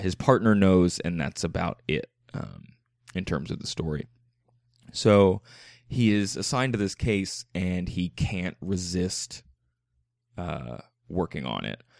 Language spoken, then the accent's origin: English; Philadelphia area, Pennsylvania, United States; I'm from the Philly area. That's, we say Wooder